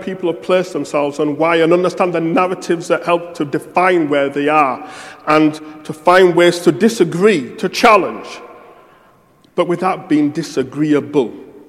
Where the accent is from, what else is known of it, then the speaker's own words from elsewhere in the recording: United Kingdom; I don't want people to be ashamed of being British. I'm not ashamed of being British.